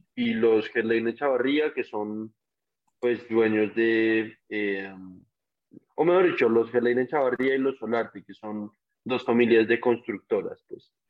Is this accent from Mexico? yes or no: no; Colombia; como colombianos